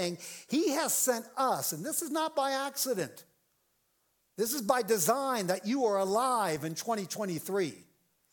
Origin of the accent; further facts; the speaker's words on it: Ireland; I'm an Irishman